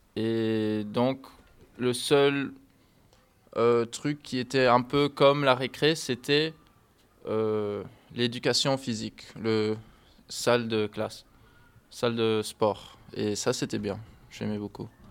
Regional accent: Miami, Florida, United States; French is a second language; moved away as an adult; now in Rochefort, France; je viens de Miami, qui est en Floride

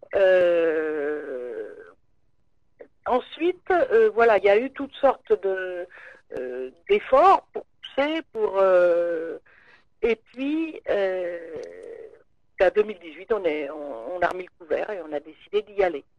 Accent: Paris, Île-de-France, France; je suis parisienne

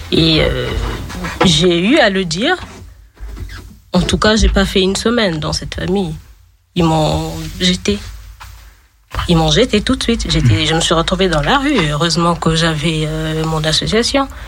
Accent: DR Congo; moved away as an adult; now in France; Je viens de la République démocratique du Congo.

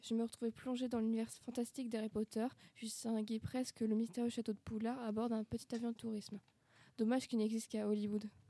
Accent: Brittany, France; je suis originaire de Bretagne, j'ai passé toute mon enfance.

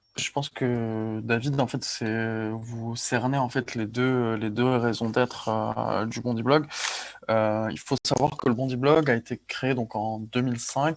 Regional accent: Ajaccio, Corsica, France; moved away; je suis né à Ajaccio. J'ai grandi en Corse, j'ai grandi sur une île

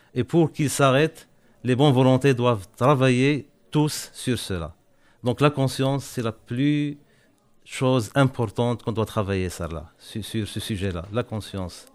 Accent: Morocco; je suis marocain, je travaille au, Maroc

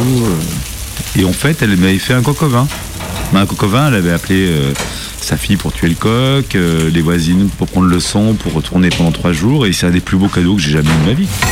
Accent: Saint-Étienne, Auvergne-Rhône-Alpes, France; also born or lived in Saint-Cyr-au-Mont-d'Or; now in Lyon, France; je suis patron d'un bouchon euh, à Lyon je suis né à Saint-Étienne

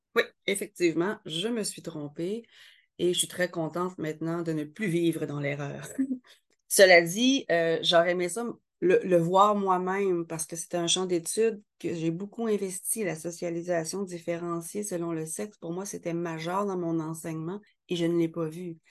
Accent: Quebec, Canada; je suis québécoise

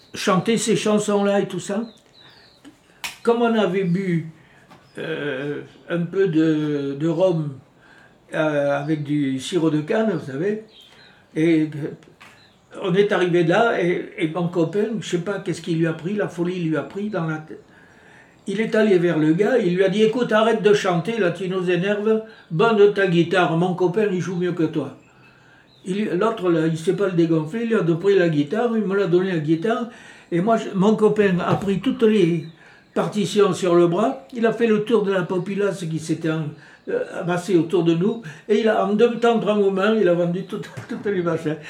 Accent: France; moved away as an adult; also born or lived in New Caledonia; now in Maré, New Caledonia; j'ai quitté la France euh, au mois de février 1954. J'ai quitté la France tout simplement parce que mes parents qui tenaient un, commerce de, de vins spiritueux

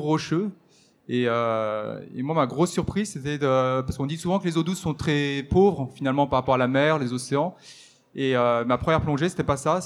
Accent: the Alps, France; je suis originaire des Alpes

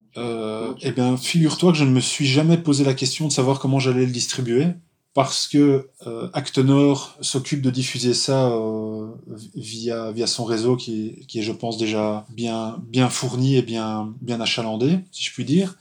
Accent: Charleroi, Wallonia, Belgium; je suis belge, originaire de Charleroi

